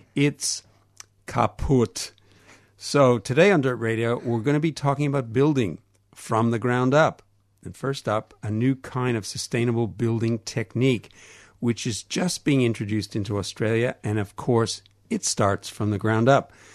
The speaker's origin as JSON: {"language": "English", "country": "Canada", "accent": "Canadian", "said": "my Canadian accent"}